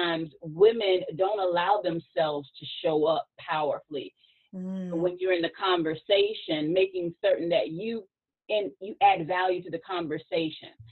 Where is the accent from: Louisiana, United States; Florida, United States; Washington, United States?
Florida, United States; Sarasota; now in Tallahassee, United States; Sarasota, Florida, and I'm currently in Tallahassee, Florida